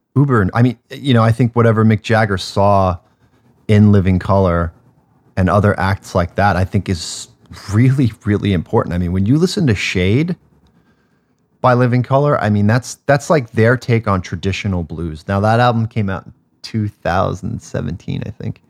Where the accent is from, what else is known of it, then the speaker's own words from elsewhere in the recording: North Shore of Long Island, New York, United States; I'm a kid from the North Shore, of Long Island.